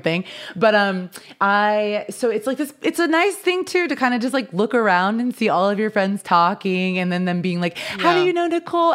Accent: Midwest, United States; now in Los Angeles, United States; growing up in the Midwest

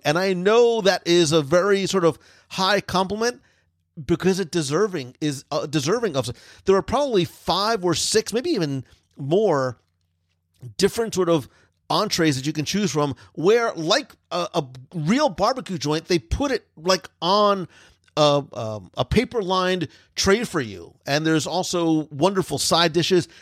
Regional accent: Northeast, United States; I am from the Northeast

